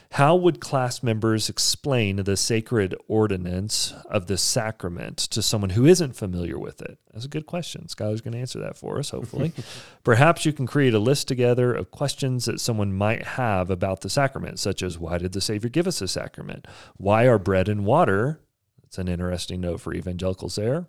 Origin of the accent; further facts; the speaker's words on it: Texas, United States; now in Provo, United States; I'm from Texas